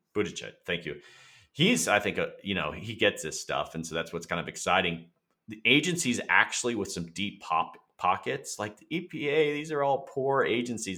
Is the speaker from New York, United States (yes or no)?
no; Florida, United States; I'm from Florida. I'm a native Floridian